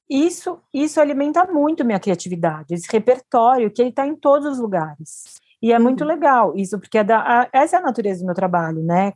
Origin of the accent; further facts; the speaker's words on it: Brazil; first language Portuguese; eu, brasileira que fala português